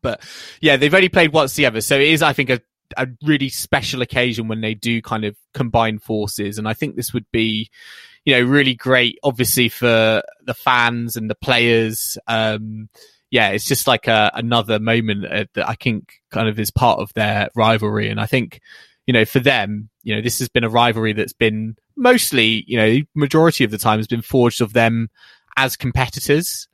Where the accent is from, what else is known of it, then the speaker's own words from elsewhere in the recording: United Kingdom; as a British fan